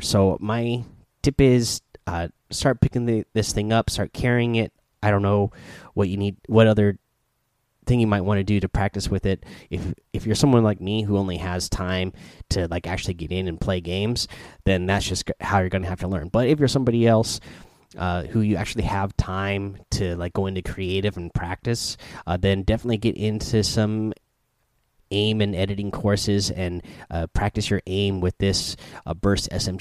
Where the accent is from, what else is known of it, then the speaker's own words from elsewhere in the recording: Oregon, United States; I grew up in Oregon near some uh, sand dunes